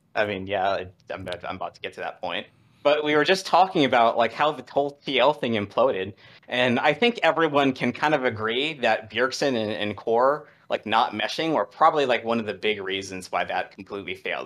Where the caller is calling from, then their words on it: Washington, District of Columbia, United States; calling from, uh, Washington D C